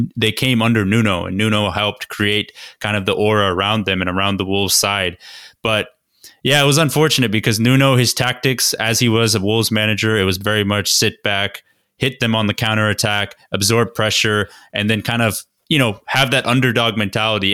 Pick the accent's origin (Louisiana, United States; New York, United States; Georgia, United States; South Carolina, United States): Georgia, United States; we are from Georgia